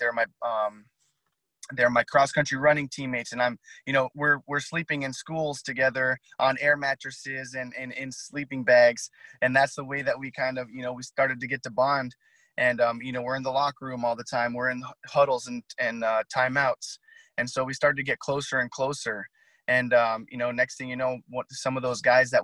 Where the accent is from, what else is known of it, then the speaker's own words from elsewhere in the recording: Unalakleet, Alaska, United States; also born or lived in Barrow; I'm an Inupiah Eskimo, and I'm born and raised in Unalakleet